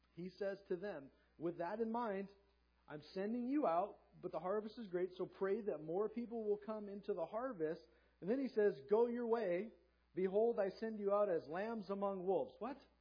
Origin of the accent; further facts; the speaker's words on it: Southern California, United States; also born or lived in Hanford, California; I grew up in Southern California, sunny beach town